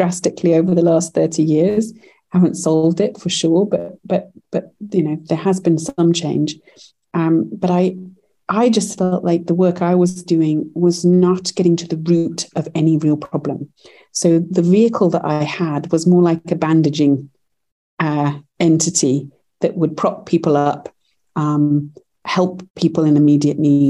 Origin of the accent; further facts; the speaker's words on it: United Kingdom; moved away as an adult; now in United States; Our first company we launched in the UK, actually, as I'm British